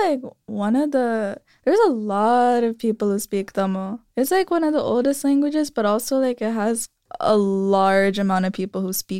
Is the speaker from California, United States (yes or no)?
yes; San Jose, California, United States; also born or lived in Vallejo; No, so I'm from San Jose, Vallejo, and then here.